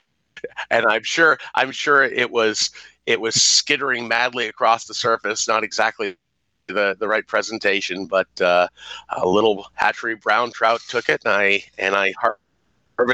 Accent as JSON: {"language": "English", "town": "Norwalk", "region": "Connecticut", "country": "United States", "tie": "born or raised there", "said": "I grew up in Connecticut, not necessarily known as a cradle of fly fishing."}